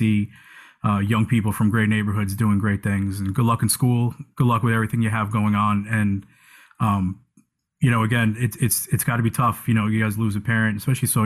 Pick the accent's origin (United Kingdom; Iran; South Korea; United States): United States; Yonkers, New York; I'm from Yonkers, my old neighborhood. I'm from the north end of Yonkers